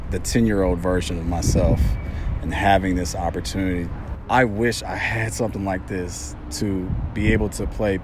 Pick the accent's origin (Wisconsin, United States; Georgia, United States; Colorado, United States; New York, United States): Georgia, United States; Atlanta; And I grew up here in Atlanta, Georgia.